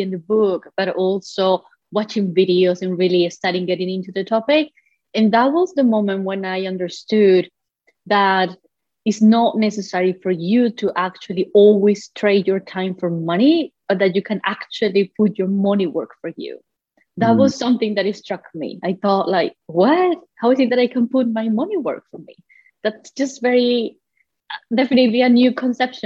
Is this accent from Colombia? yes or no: yes; Colombia; moved away; I come from Colombia originally, so you know, all the way back to the other part of the ocean